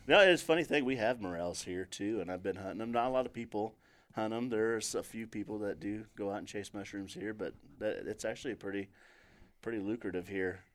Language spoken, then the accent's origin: English; Table Rock Lake / Truman Lake, Missouri, United States; moved away; I grew up on Trubin Lake